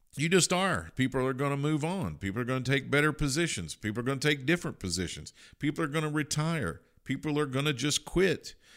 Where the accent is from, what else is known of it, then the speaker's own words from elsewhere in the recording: Kentucky, United States; I grew up in Kentucky